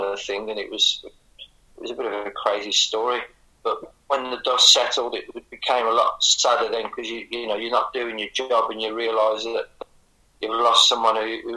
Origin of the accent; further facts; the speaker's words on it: Birmingham area, West Midlands, United Kingdom; we're both from the Birmingham area